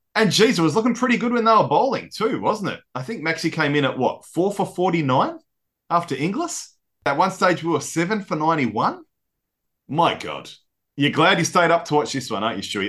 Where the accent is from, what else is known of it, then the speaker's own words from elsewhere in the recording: Australia; as Aussie fans